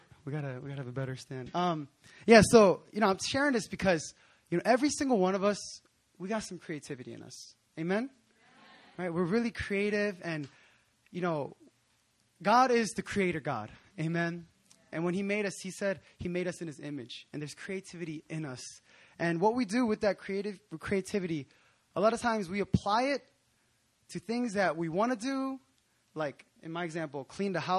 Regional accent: Philadelphia, Pennsylvania, United States; moved away as an adult; also born or lived in New Jersey; now in South Korea; I grew up in Philadelphia in Pennsylvania in the States

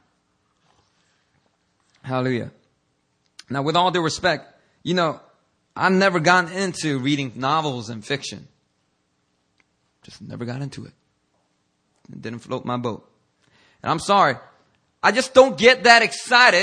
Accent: Philadelphia, Pennsylvania, United States; I grew up in Philadelphia

